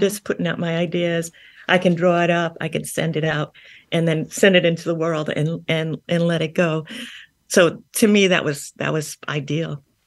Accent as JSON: {"language": "English", "town": "New Castle", "region": "New York", "country": "United States", "tie": "born or raised there", "said": "I grew up in Long Island. I grew up in Newcastle"}